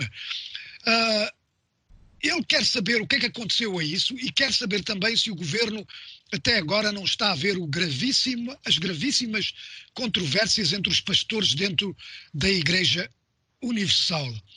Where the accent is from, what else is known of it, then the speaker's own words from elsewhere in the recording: Mozambique; em Moçambique, uh, de onde eu sou